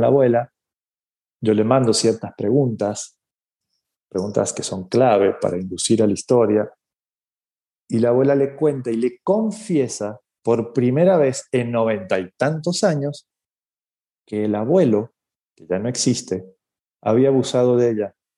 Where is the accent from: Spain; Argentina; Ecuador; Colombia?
Argentina; now in Mexico; yo vivo en México, soy argentino, eh, pero vivo en México hace muchos años